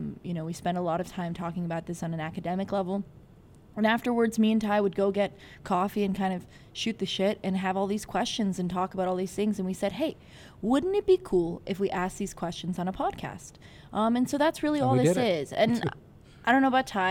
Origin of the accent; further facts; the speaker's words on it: California, United States; now in Chicago, United States; I'm from California originally.